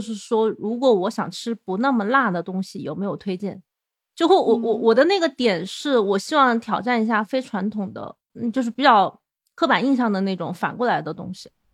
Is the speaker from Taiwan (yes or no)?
no; Changsha, Hunan, China; 比如说，我是长沙人嘛，然后长沙这几年就是一个很典型的网红城市